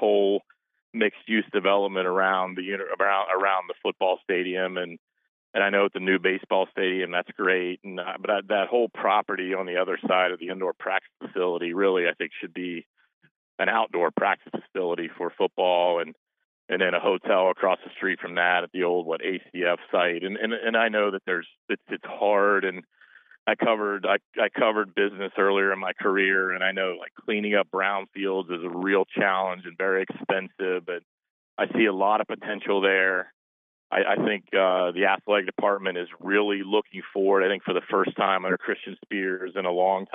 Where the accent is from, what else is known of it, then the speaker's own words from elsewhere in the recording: Gallipolis, Ohio, United States; moved away as an adult; now in Cincinnati, United States; I grew up in Gallipolis